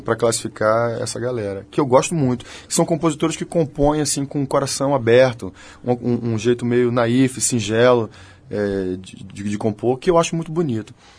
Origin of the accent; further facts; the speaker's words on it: Bahia, Brazil; nós somos uma banda da Bahia, somos baianos, somos nordestinos